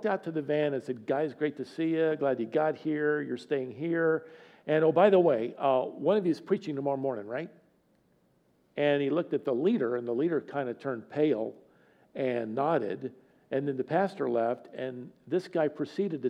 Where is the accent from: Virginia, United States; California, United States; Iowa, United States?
Virginia, United States; moved away as an adult; also born or lived in Tennessee / Dallas, Texas; now in North Carolina, United States; I'm from Virginia